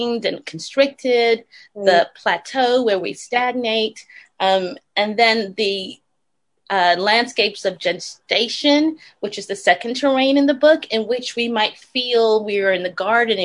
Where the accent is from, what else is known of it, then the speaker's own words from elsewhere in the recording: New York City, New York, United States; moved away as an adult; also born or lived in New Haven, Connecticut; now in Los Angeles, United States; I grew up in the Bronx, the South Bronx, exactly, attending a Baptist church, a small Baptist church